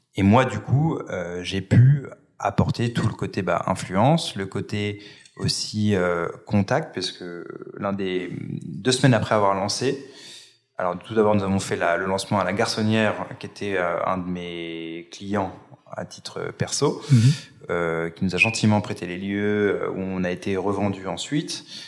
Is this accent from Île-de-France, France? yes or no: yes; Paris, Île-de-France, France; Je suis parisien, je vis euh, dans le 10e arrondissement